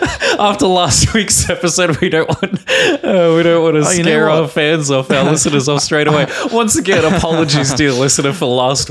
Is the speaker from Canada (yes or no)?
no; Australia; moved away as an adult; from Australia.